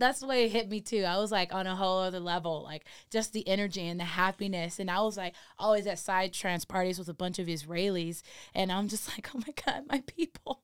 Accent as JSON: {"language": "English", "town": "Redondo Beach", "region": "California", "country": "United States", "tie": "born or raised there", "moved": "as an adult", "lives_now": "Denver, United States", "said": "I grew up in Redondo Beach."}